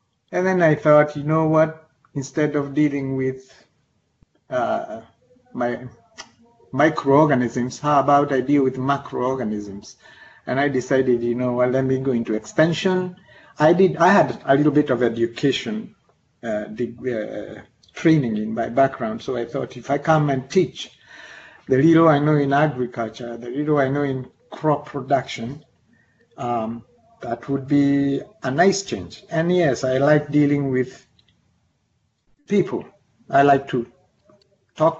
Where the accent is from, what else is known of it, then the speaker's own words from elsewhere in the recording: Kenya; moved away as an adult; also born or lived in Nairobi, Kenya / Reading, United Kingdom / Missouri, United States; now in Kankakee County, United States; I'm a native of Kenya, and I came to this country 30 years ago